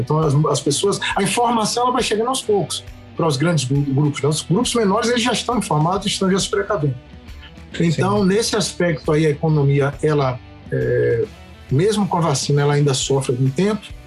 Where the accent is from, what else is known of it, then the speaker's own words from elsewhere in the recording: Brazil; also born or lived in England / São Paulo; Somos todos Sim. brasileiros